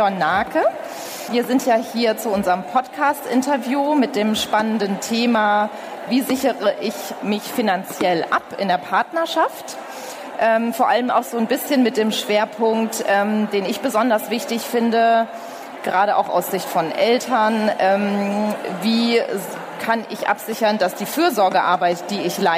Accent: Frankfurt am Main, Hesse, Germany; born there; ich komme übrigens aus der Nähe. Ich bin in Frankfurt am Main geboren.

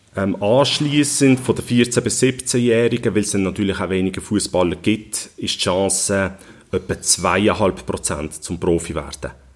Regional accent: Switzerland; ich bin hier in der Region geboren, aufgewachsen mit dem FCB

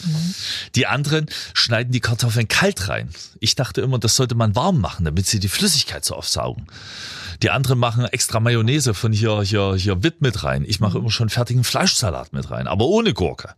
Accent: Freiberg, Saxony, Germany; in meine Heimat

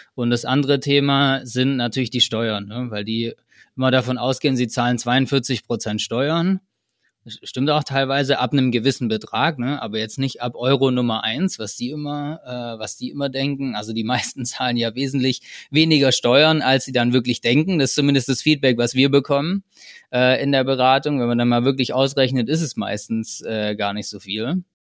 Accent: Germany; accent: German; meine, meine deutsche Aussprache

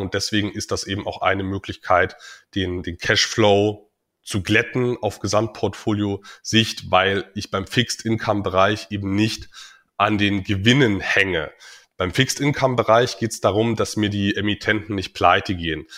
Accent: Dresden, Saxony, Germany; now in Magdeburg, Germany; Privat bin ich in Dresden aufgewachsen, wohne mittlerweile in Magdeburg.

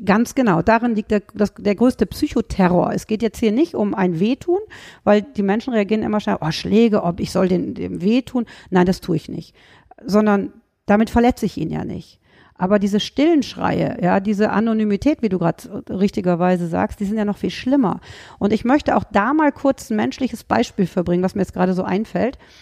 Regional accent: Rhineland, Germany; Ich komme aus dem Rheinland, wie man jetzt auch wieder hört

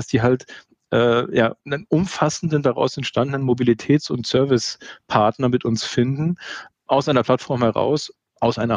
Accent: Munich, Bavaria, Germany; als Münchner kennt man das Gebäude

